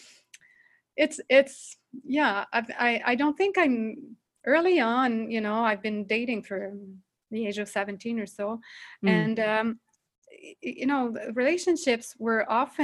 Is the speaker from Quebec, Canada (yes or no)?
yes; Montreal, Quebec, Canada; accent: French; English is a second language; I come from Canada, Montreal. So I'm basically French speaking most of the time. So if you find my accent funny, this is why